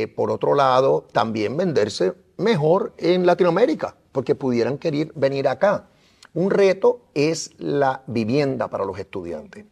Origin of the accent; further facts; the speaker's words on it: Puerto Rico; nosotros somos parte de Estados Unidos